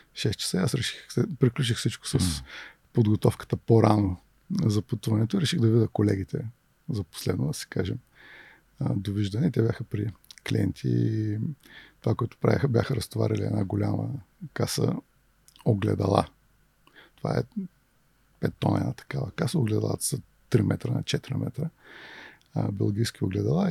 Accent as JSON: {"language": "Bulgarian", "town": "Varna", "region": "Varna Province", "country": "Bulgaria", "tie": "born or raised there", "also_born_or_lived": "Toledo, Ohio", "said": "От град Варна съм, роден съм тук и средното ми образование е от математическа гимназия в Варна"}